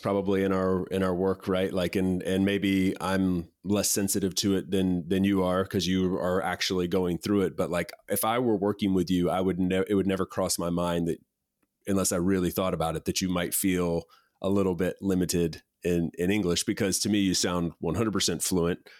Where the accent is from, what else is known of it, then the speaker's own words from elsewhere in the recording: East Coast, United States; moved away as an adult; I grew up on the East Coast